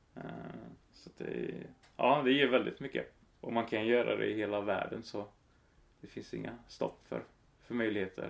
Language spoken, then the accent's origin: Swedish; Karlstad, Värmland, Sweden; moved away as an adult; also born or lived in Stockholm; now in Växjö, Sweden; Jag är från Karlstad. Från landsbygden där jag växte upp.